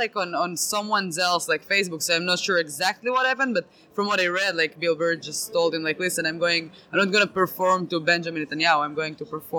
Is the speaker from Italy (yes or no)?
no; Israel; English is a second language; moved away as an adult; now in Boston, United States; I live in Boston now, but originally I'm from Israel